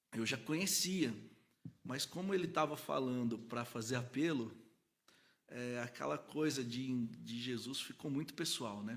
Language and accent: Portuguese; Cordeirópolis, São Paulo, Brazil; moved away; also born or lived in Goiânia; eu sou daqui de São Paulo, mas aí minha família mudou pro interior, para uma cidadezinha que chama Corderópolis